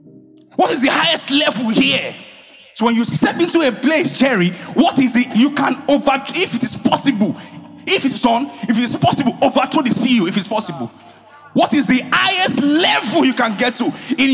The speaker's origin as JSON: {"language": "English", "area": "Ijebu", "region": "Ogun State", "country": "Nigeria"}